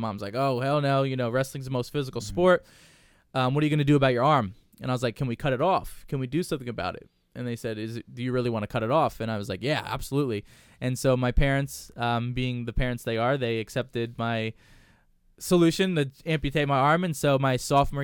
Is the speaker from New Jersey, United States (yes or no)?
yes; New Jersey, United States; growing up in Jersey, wrestling's always a big deal